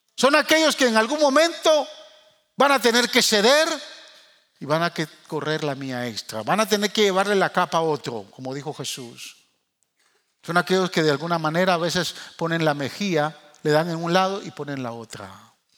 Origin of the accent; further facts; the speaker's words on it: Guatemala; moved away; also born or lived in New York; los que somos chapines y amamos nuestra tierra